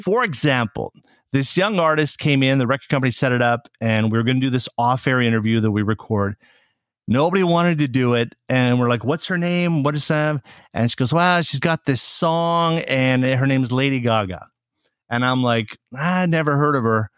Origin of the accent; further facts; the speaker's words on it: Saskatoon, Saskatchewan, Canada; moved away as an adult; now in Montreal, Canada; When I finished high school in my hometown of Saskatoon, Saskatchewan